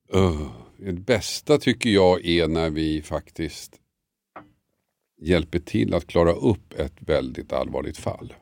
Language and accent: Swedish; Tumba, Stockholm County, Sweden; moved away as an adult; also born or lived in Huddinge; Jag är uppvuxen i Tumba, gick gymnasiet i Huddinge